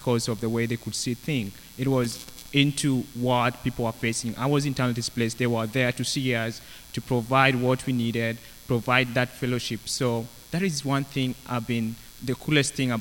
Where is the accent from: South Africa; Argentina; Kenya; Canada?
Kenya; moved away as an adult; I'm from Kenya.